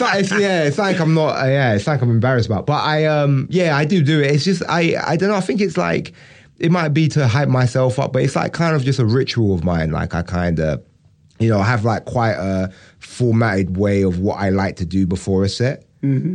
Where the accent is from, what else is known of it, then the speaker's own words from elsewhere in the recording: United Kingdom; also born or lived in Brixton; I'm British